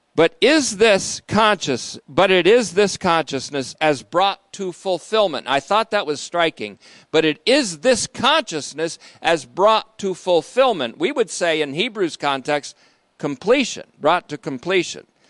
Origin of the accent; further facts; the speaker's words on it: United States; I speak as an American today